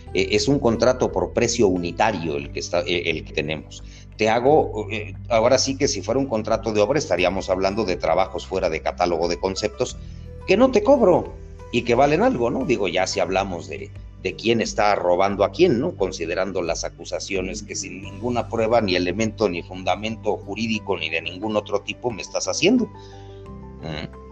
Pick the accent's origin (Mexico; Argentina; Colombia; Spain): Mexico; soy el único mexicano